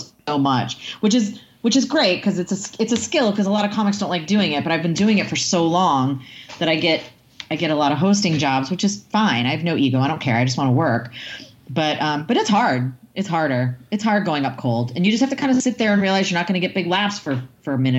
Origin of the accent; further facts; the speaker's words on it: near Salem, Massachusetts, United States; now in Southern California, United States; near my hometown, like in Salem, Massachusetts